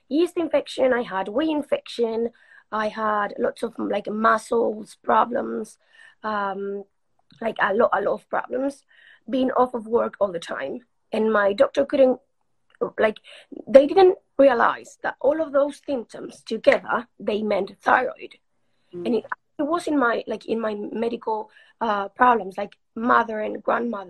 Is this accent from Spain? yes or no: yes; Spain; English is a second language; moved away as an adult; also born or lived in Uruguay; now in England; I moved to Spain when I was six